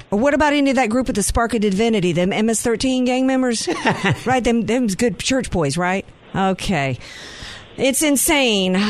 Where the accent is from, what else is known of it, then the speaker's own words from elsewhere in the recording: the South, United States; I come from the South